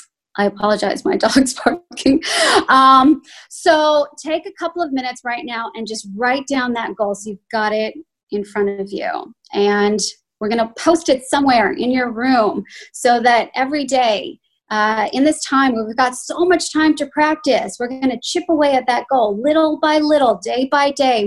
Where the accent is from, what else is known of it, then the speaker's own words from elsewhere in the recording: Chicago, Illinois, United States; also born or lived in Los Angeles; now in Sydney, Australia; And I've lived in Sydney for 15 years. I'm originally from Chicago. I spent time, quite a few years, in Los Angeles doing the whole actor thing over there before I moved over here.